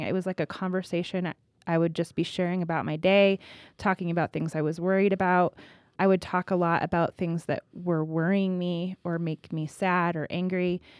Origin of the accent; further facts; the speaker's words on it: California, United States; now in Colorado, United States; I'm from California